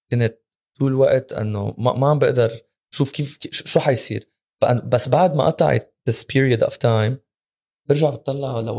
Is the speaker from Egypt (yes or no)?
yes; Egypt; ربيت بمصر